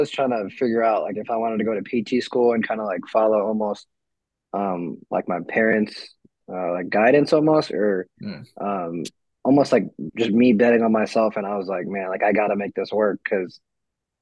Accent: New York, United States; now in Texas, United States; I'm originally from New York, so I went back home.

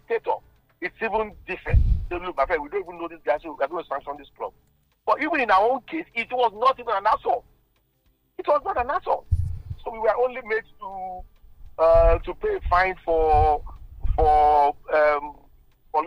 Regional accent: Nigeria; being Nigerian

